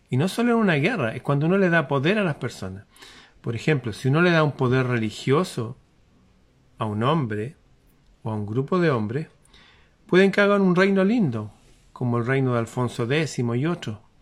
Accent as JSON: {"language": "Spanish", "country": "Chile", "said": "Yo soy chileno, hijo de padres chilenos, nieto de chilenos, bisnieto de chilenos, tataranieto de chilenos"}